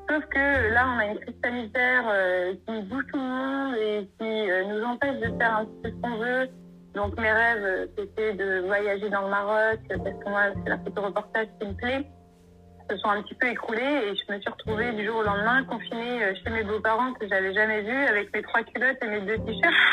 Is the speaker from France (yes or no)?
yes; Normandy, France; moved away as an adult; also born or lived in Bordeaux; now in Morocco; 26 ans, je suis auto-entrepreneur et je suis originaire de Normandie.